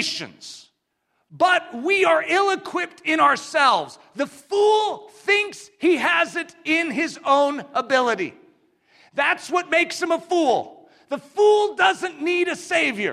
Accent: United States; we as English-speaking Americans

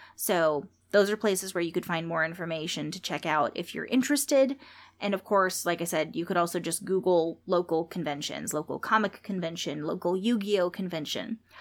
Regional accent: San Jose, California, United States; San Jose, California, my hometown

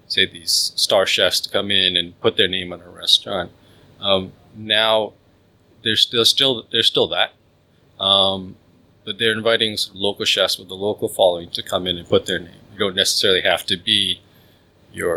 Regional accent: Malaysia; I'm Malaysian.

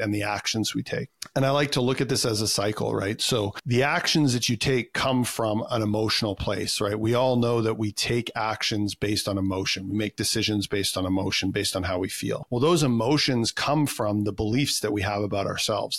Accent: Canada; I'm a Canadian kid, so of course I played hockey

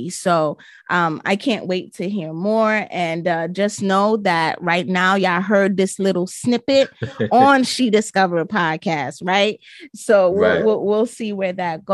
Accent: New York City, New York, United States; my hometown, New York City

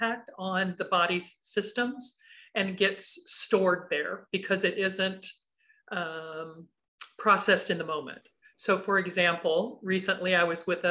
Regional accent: Kansas City, United States; I grew up in the Midwest, in Kansas City mostly.

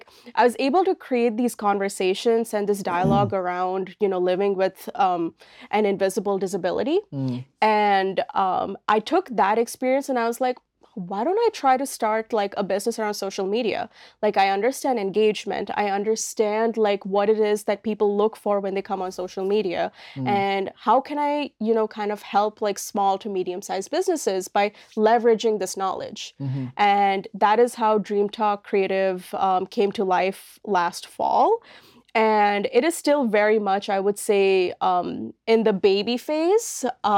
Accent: Oman; moved away as an adult; now in Halifax, Canada; my background is like, I am an Indian woman. I come from an Indian family. However, I grew up in this country called Oman in the Middle East.

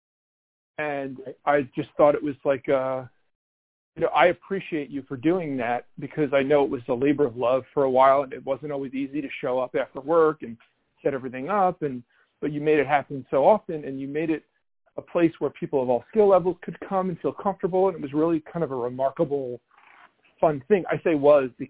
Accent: New York City, New York, United States; I'm from Brooklyn, but I didn't live here forever. I moved away for a while, and when I came back

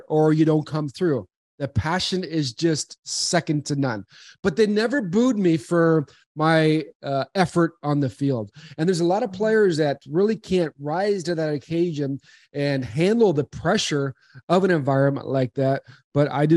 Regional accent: Arcadia, California, United States; I'm from California as well. I grew up in LA area, Arcadia, and it's just next to Pasadena

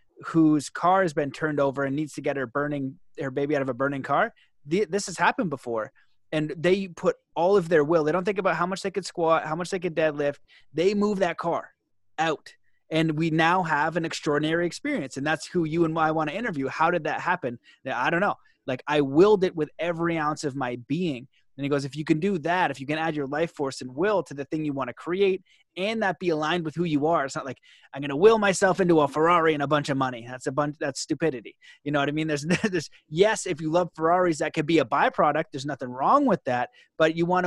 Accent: Canada; being Canadian

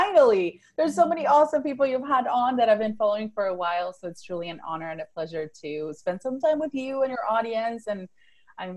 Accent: Venezuela; first language Spanish; English is a second language; moved away as an adult; now in Fort Worth, United States; So I was born and raised in Venezuela. That's South America. I grew up speaking Spanish, and then later on I spoke Italian up until age 15. So English is my third language.

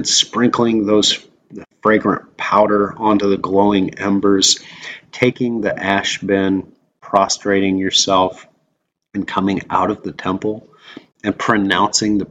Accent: Wyoming, United States; I grew up in Wyoming

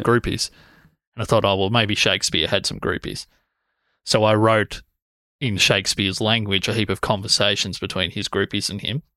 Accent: Corryong, Victoria, Australia; I grew up in Corryong

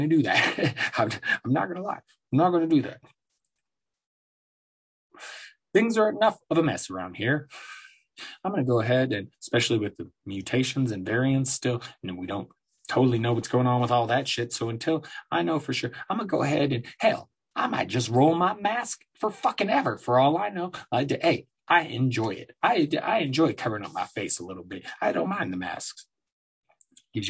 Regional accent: Aurora, Colorado, United States; also born or lived in Denver, Colorado; I'm from here, from Denver. I grew up in Denver, Colorado, Aurora, Colorado, really

